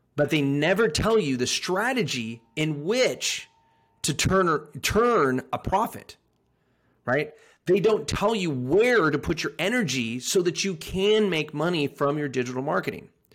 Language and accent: English; Sacramento, California, United States; moved away; also born or lived in England / Anchorage, Alaska; a good old, like, Polish farmer from Northern California